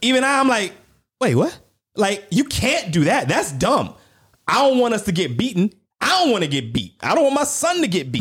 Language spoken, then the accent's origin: English; United States; I'm American, and where I go, you recognize that I'm American